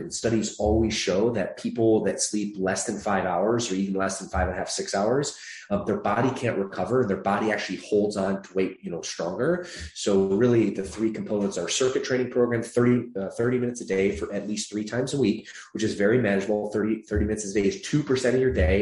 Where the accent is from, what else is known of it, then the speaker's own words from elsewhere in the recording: Michigan, United States; moved away as an adult; also born or lived in Atlanta, Georgia; now in Los Angeles, United States; I grew up there for the latter part of my childhood through adolescence into my, I guess, early adulthood.